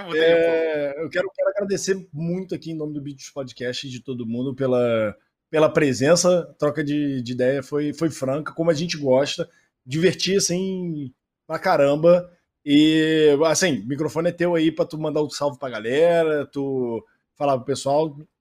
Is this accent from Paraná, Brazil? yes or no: no; Rio de Janeiro, Brazil; moved away as an adult; now in São Paulo, Brazil; Eu, na verdade, eu sou carioca, me mudei para São Paulo faz dois anos aqui